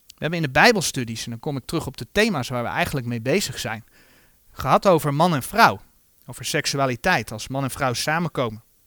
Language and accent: Dutch; Netherlands; zo zijn wij Nederlanders